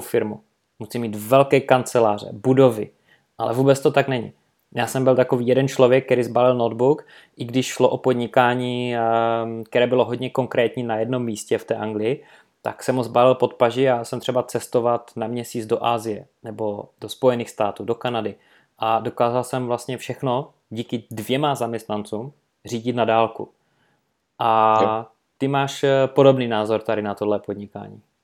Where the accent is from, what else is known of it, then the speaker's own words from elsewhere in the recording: Karviná, Moravian-Silesian Region, Czechia; also born or lived in Manchester, England; jsem šel potom na univerzitu u nás v Karvine, Sleská univerzita